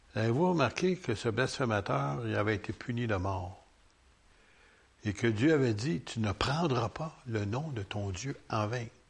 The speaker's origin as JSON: {"language": "French", "region": "Quebec", "country": "Canada"}